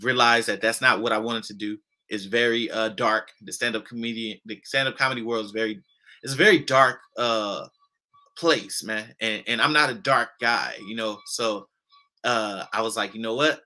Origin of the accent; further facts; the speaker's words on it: Los Angeles, California, United States; I come from South Central LA. I grew up in Inglewood, Compton, Watts